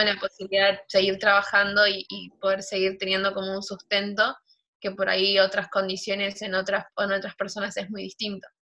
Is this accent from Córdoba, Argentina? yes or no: no; Buenos Aires, Argentina; also born or lived in Villa 1-11-14, Buenos Aires; Yo viví toda mi vida en Flores. Después, a los 16 años, me, me mudé.